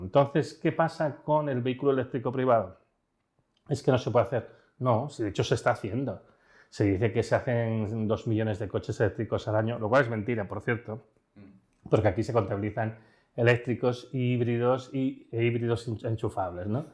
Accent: León, Castile and León, Spain; now in Barcelona, Spain; yo soy de la zona de trenes mineros, yo soy de León

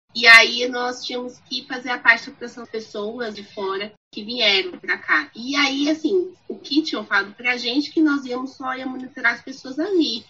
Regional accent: Brazil; first language Portuguese; A gente nasceu no Brasil, fala português

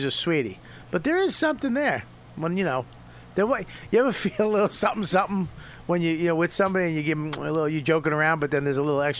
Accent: Medford, Massachusetts, United States; I grew up in Medford.

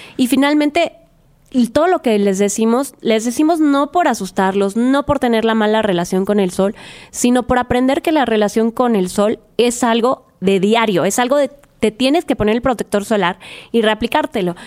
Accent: Mérida, Yucatán, Mexico; soy de Mérida, Yucatán

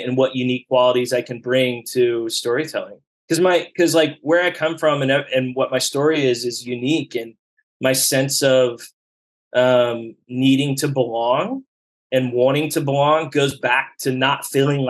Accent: Dallas, Texas, United States; moved away as an adult; also born or lived in upstate New York / San Francisco; I grew up in Oak Lawn in Dallas

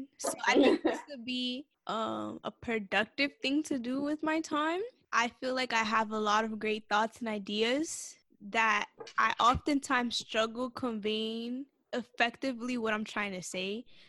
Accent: New York City, New York, United States; I'm from Brooklyn, New York. Brooklyn.

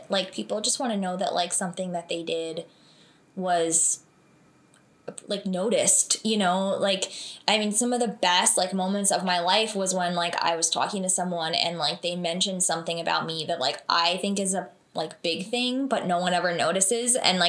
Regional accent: Vernon, New Jersey, United States; Yeah, so I grew up in Vernon, New Jersey

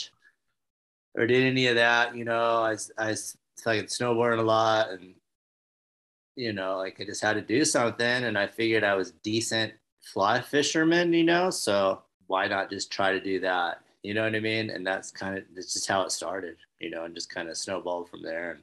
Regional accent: Roseville, California, United States; also born or lived in Detroit, Michigan; now in Truckee, United States; I was born in Detroit. We came out to California when I was like 3 months old and I grew up in Roseville.

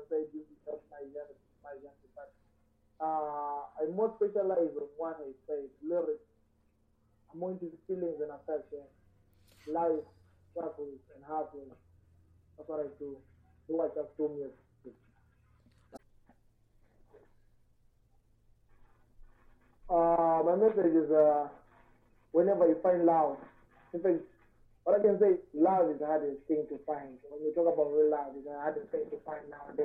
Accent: Zimbabwe; now in Harare, Zimbabwe; I'm from Lahore, which I'm now based in Harare

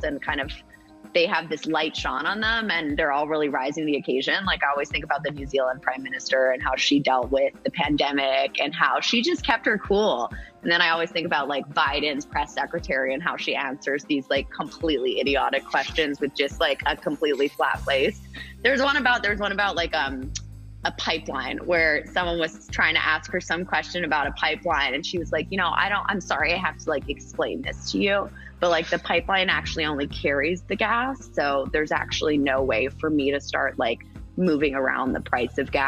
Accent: Bermuda; I was raised in Bermuda. Like I am multi-generation Bermudian.

